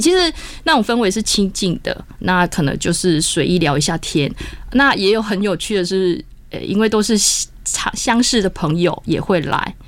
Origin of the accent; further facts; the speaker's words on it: Taiwan; 我们台湾人可能说不能种桑葚